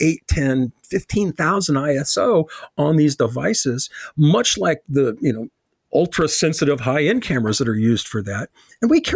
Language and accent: English; Chicago, Illinois, United States; when I grew up in Chicago